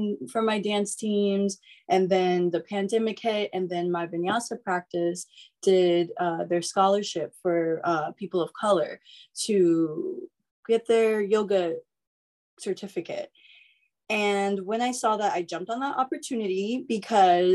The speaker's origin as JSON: {"language": "English", "region": "East Coast", "country": "United States", "moved": "yes", "lives_now": "Northern California, United States", "said": "I'm originally from the East Coast, but I live in NorCal now."}